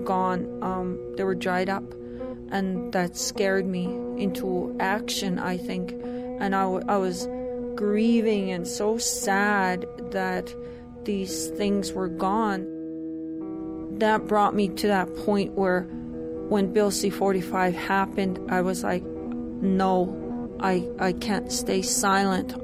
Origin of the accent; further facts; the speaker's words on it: Canada; I'm from the Treaty 6 territory in what is now known as Canada. I'm from the Nihio people.